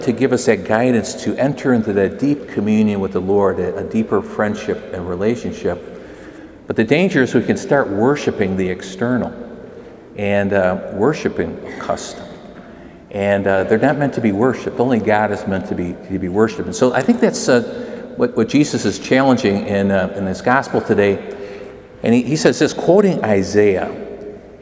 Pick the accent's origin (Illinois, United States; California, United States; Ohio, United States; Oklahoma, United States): Illinois, United States; McHenry; I grew up in McHenry, Illinois